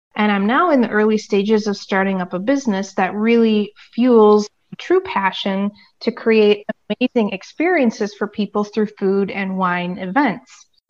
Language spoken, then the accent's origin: English; United States; moved away as an adult; now in Europe; living internationally as an American